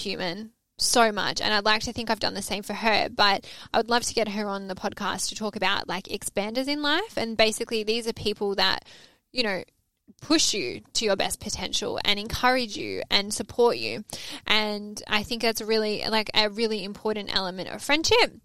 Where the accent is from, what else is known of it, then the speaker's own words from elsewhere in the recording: Melbourne, Victoria, Australia; moved away as an adult; now in Sydney, Australia; I'm Aussie. And she's like, where in Australia are you from? And I said, oh, I'm from Melbourne.